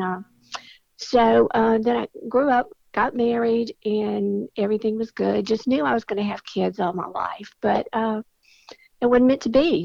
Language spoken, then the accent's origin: English; Mobile, Alabama, United States; I was born and raised in Mobile